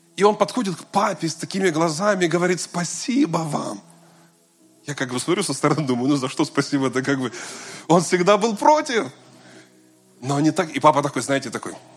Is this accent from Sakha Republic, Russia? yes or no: no; Kazan, Tatarstan, Russia; also born or lived in Moscow; я вернулся из Москвы в родной город